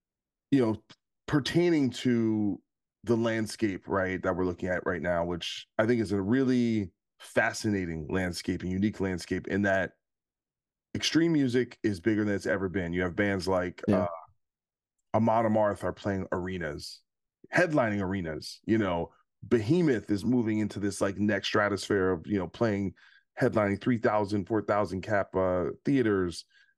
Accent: New Jersey, United States; I'm from Jersey.

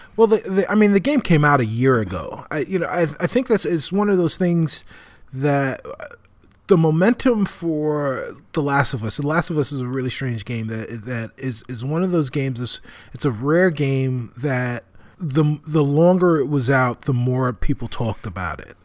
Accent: New York City, New York, United States; moved away as an adult; now in Chicago, United States; my hometown of, of New York City

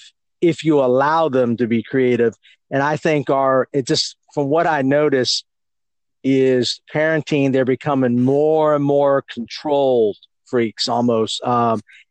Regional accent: California, United States; I grew up in California

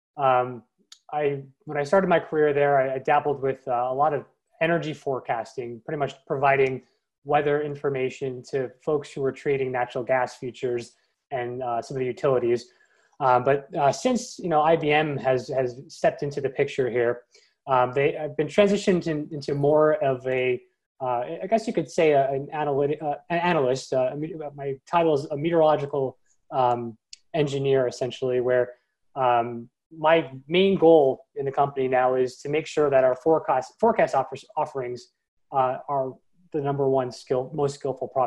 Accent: Long Island, New York, United States; I grew up on Long Island, New York as a kid

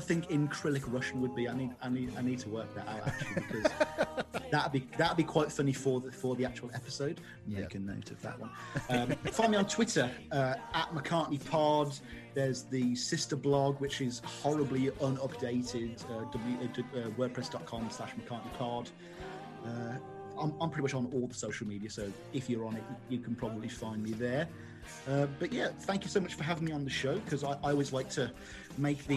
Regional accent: Birmingham, West Midlands, United Kingdom; I am from Birmingham

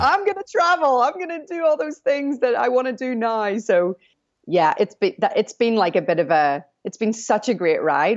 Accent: Northern Ireland, United Kingdom; moved away; I'm not American. I'm from Northern Ireland

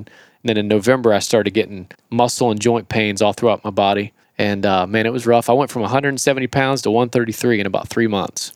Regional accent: Florida, United States; I'm from Florida

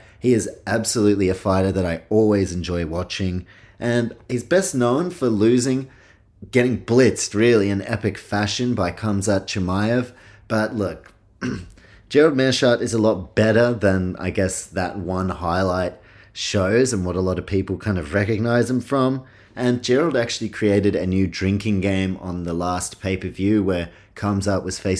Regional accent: New Zealand; also born or lived in Australia; I guess I identify as I'm Kiwi, Aussie, and yeah, grandparents Polish.

